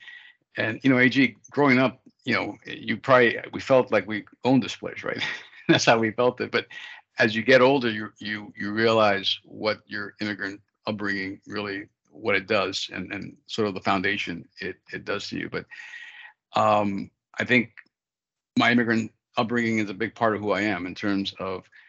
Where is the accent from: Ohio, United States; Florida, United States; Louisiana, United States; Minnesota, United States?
Florida, United States; Miami; moved away as an adult; my immigrant upbringing growing up in Miami